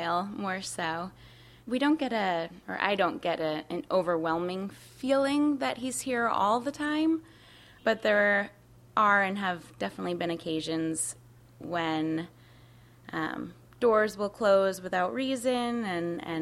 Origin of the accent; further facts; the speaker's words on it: Connecticut, United States; now in New York City, United States; The town that I grew up in Connecticut, has more dead people than alive people